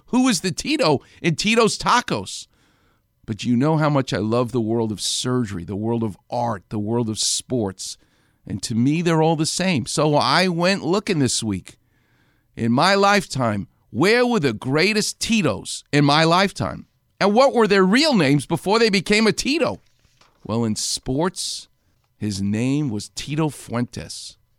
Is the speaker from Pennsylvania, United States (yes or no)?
no; New York, United States; growing up in New York